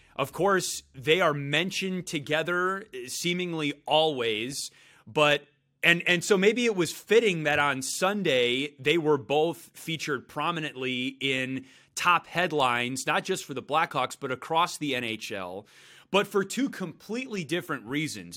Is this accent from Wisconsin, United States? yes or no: yes; Brookfield, Wisconsin, United States; I grew up in Brookfield.